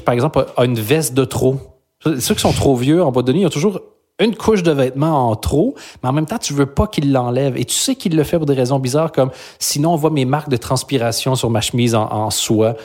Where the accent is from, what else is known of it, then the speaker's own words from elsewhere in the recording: Belgium; moved away as an adult; now in Quebec, Canada; J'ai quitté la Belgique